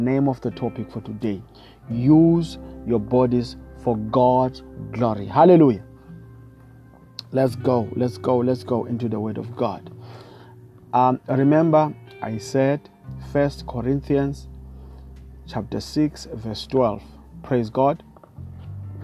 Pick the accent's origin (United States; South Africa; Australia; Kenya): South Africa; I come all the way from South Africa